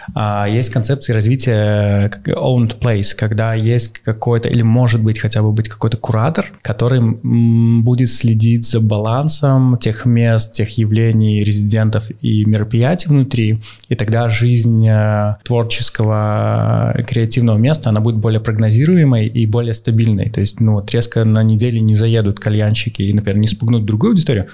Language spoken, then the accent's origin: Russian; Belarus; also born or lived in Minsk; я как белорус, живущий, э, в Минске и собираюсь жить в Минске